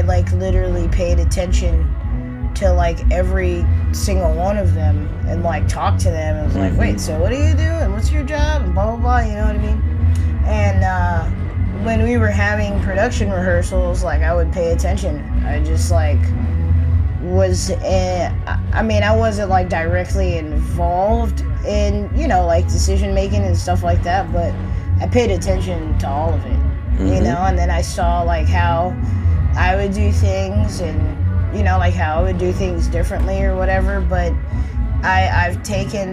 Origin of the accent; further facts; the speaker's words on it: United States; also born or lived in New Orleans; I am an American